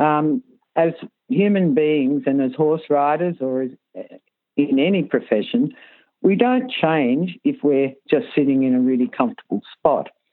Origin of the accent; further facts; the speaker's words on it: Sydney, New South Wales, Australia; I grew up in Sydney